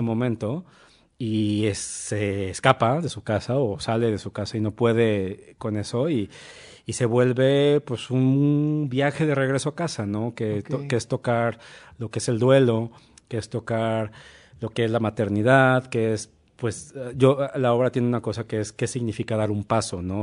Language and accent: Spanish; Monterrey, Nuevo León, Mexico; moved away as an adult; now in Mexico City, Mexico; yo también soy de Monterrey